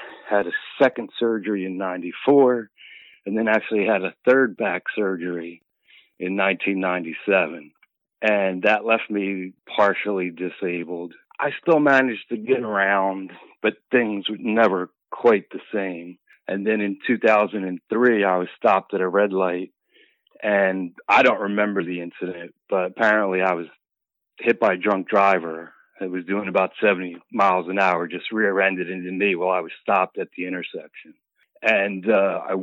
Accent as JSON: {"language": "English", "town": "Philadelphia", "region": "Pennsylvania", "country": "United States", "tie": "born or raised there", "said": "Philly, all 54 years in Philadelphia, born and raised"}